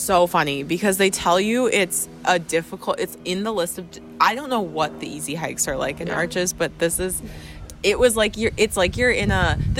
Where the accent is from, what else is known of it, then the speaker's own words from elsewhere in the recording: Minnesota, United States; We're from Minnesota.